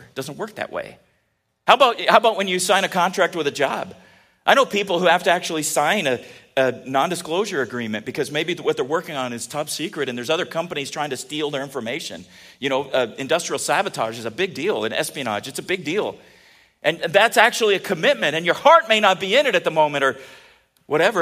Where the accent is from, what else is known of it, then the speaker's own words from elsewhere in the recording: California, United States; I grew up in California